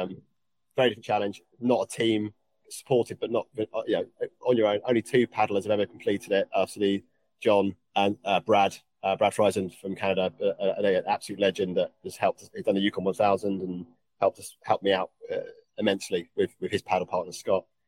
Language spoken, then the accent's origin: English; England, United Kingdom; accent: English; my English accent